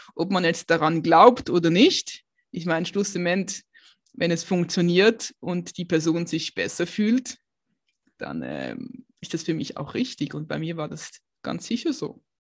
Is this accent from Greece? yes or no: no; Basel, Basel-Stadt, Switzerland; now in Aargau, Switzerland; ich ähm, bin aufgewachsen in Basel